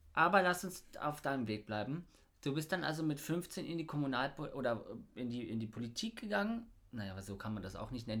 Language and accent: German; Bernau bei Berlin, Brandenburg, Germany; ich komme ja aus Bernau